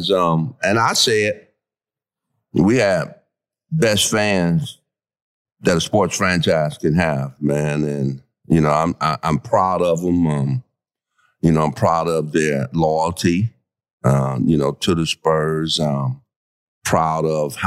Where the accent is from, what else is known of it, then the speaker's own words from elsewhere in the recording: Detroit, Michigan, United States; moved away as an adult; also born or lived in Virginia; now in San Antonio, United States; I come from Detroit, inner city